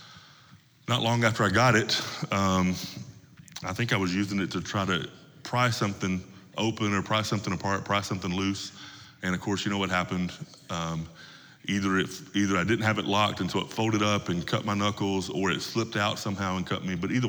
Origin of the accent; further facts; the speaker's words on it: Tennessee, United States; Where I come from, where I grew up in Tennessee, most of the men that I grew up around carried pocket knives with them all the time.